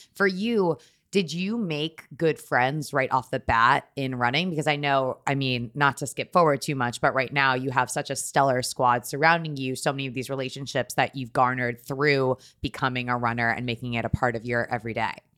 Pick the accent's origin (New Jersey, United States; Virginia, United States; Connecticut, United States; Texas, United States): Connecticut, United States; moved away as an adult; also born or lived in New York; now in Brooklyn, New York, United States; Born and raised in Connecticut, I have lived in New York for eleven years now